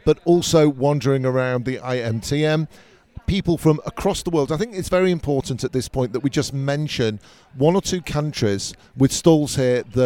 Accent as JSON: {"language": "English", "country": "United Kingdom", "moved": "yes", "lives_now": "Israel", "said": "even though we're both originally from Britain, but as Israelis living here"}